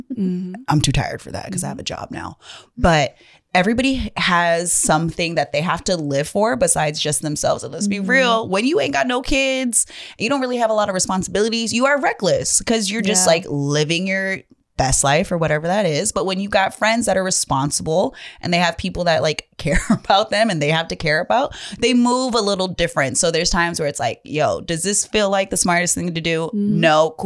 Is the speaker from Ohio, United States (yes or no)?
no; Hawaii, United States; I'm Hawaiian.